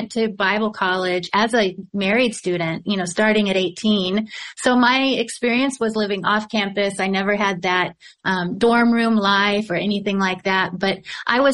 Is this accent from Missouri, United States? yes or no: yes; Louisiana, Missouri, United States; I grew up in a little town called Louisiana, Missouri.